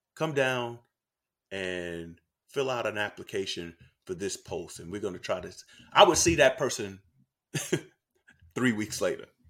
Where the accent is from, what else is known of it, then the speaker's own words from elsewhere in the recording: New York City, New York, United States; I grew up in Harlem, New York